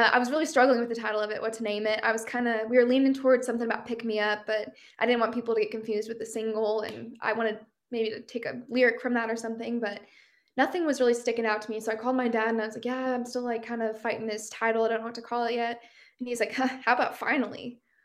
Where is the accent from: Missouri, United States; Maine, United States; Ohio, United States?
Missouri, United States; Midwest; moved away as an adult; also born or lived in Kansas City / Nashville; I love that I grew up here. I really do. I think I got that kind of like Midwestern experience growing up